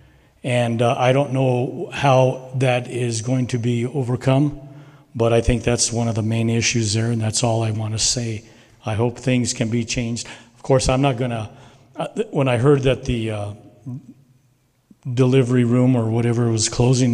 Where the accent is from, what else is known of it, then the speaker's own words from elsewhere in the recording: Gallup, New Mexico, United States; I was born and raised in Gallup.